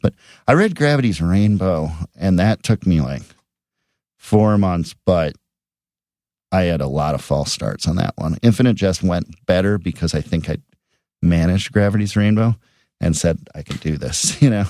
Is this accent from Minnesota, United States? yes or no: yes; Edina, Minnesota, United States; And then there's also a character in it from Edina, Minnesota, which is my hometown.